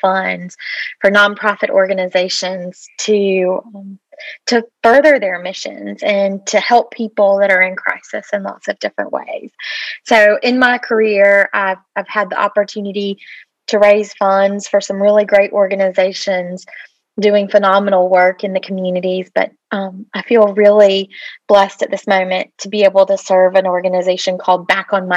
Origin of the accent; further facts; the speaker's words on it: Atlanta, Georgia, United States; I am originally from the Atlanta area and grew up in the city